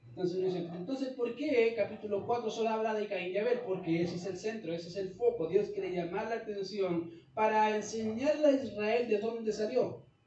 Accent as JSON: {"language": "Spanish", "country": "Chile", "said": "nosotros somos chilenos"}